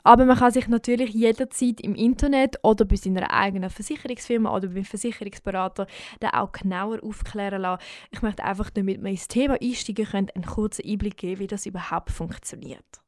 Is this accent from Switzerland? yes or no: yes; Switzerland; bei uns in der Schweiz